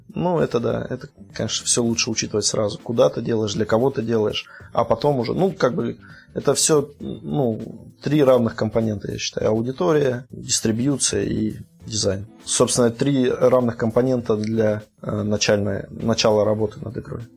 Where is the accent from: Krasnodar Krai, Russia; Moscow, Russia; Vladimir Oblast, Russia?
Vladimir Oblast, Russia; moved away as an adult; now in Kaliningrad, Russia; я из Подмосковья, из Владимирской области, но с две тысячи четвёртого года я уже живу в Калининграде